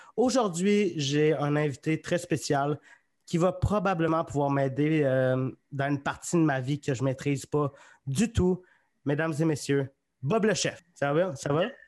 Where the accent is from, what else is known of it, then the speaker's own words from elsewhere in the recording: Magog, Quebec, Canada; now in Sherbrooke, Canada; je viens de Magog